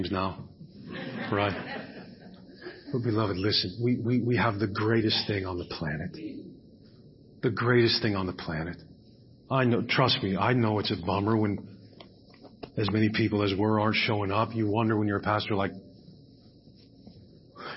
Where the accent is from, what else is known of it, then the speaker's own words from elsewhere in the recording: United States; I'm an American.